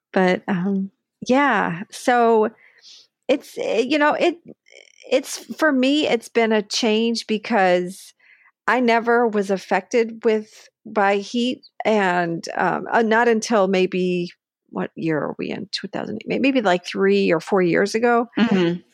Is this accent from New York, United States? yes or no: yes; Buffalo, New York, United States; moved away; I grew up in Buffalo with cold weather.